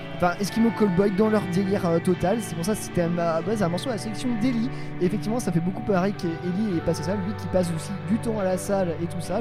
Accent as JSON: {"language": "French", "town": "Nantes", "region": "Pays de la Loire", "country": "France", "said": "en tant que Nantais, nous"}